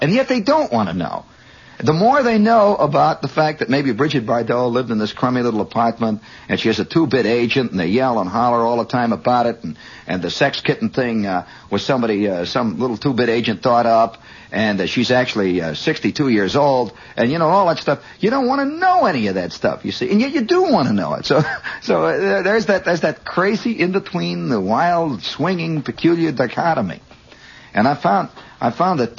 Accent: Indiana, United States; moved away

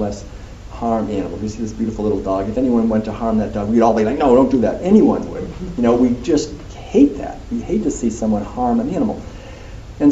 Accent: Concord, Massachusetts, United States; When I was a kid growing up in Concord, every April 19th, we would go down to the Old North Bridge

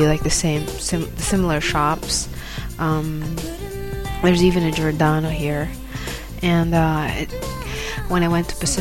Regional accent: Manila, Metro Manila, Philippines; moved away as an adult; now in Gold Coast, Australia; I'm from Manila, right? And in Manila, we have, like, probably one mall per square kilometer

